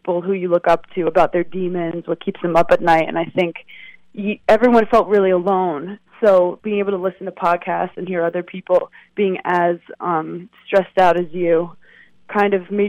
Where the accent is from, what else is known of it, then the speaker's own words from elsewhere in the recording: New York City, New York, United States; I'm actually from Brooklyn originally